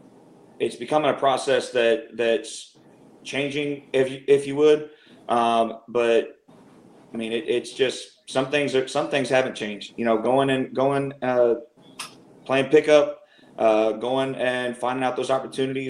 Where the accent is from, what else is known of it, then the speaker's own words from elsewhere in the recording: Houston, Texas, United States; moved away as an adult; now in Dallas, United States; I'm originally from the Houston area. Been here in the Dallas area ever since about 2010